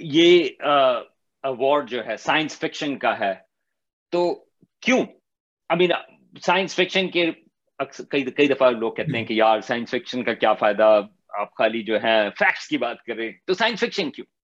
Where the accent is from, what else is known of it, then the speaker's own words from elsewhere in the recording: Karachi, Sindh, Pakistan; میں بھی کراچی میں پلا بڑا